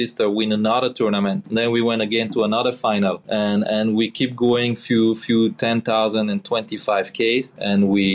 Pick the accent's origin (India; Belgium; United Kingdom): Belgium; English is a second language; moved away as an adult; Missing my country